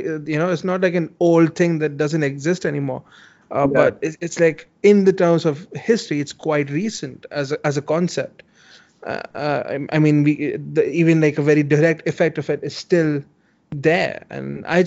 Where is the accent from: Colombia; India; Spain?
India; I am Indian